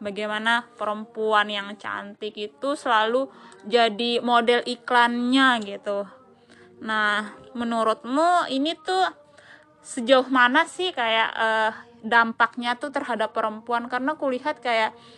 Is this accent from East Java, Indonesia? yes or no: no; Sumbawa, West Nusa Tenggara, Indonesia; saya sendiri tuh dari Sumbawa, Nusa Tenggara Barat